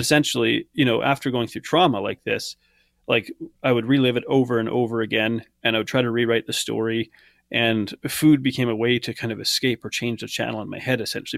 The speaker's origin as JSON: {"language": "English", "country": "Canada", "tie": "born or raised there", "said": "I, I grew up in Canada"}